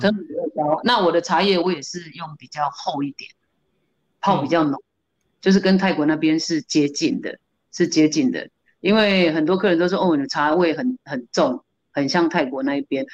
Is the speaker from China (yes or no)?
no; Kaohsiung, Taiwan; moved away as an adult; now in Taipei, Taiwan; 我是高雄人